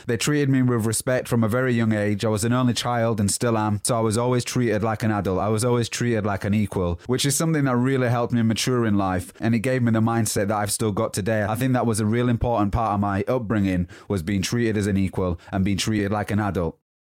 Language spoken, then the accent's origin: English; Huddersfield, Yorkshire and the Humber, United Kingdom; born there; So, I was born in Huddersfield, West Yorkshire, and that's where the accent comes from. But it's changed a little bit due to the places that I've lived over the past 10, 12, 15 years maybe.